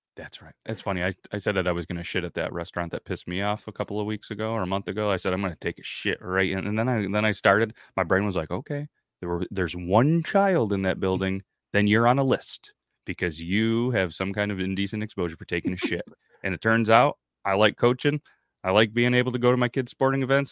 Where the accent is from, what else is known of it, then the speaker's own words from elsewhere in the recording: United States; as an American